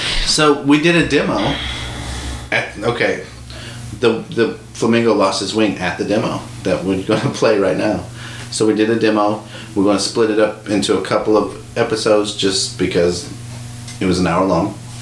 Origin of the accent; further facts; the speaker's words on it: United States; accent: American English; my American